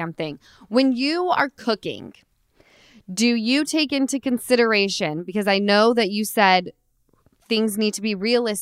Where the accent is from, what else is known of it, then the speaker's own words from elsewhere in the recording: Utah, United States; now in Los Angeles, United States; I'm from Utah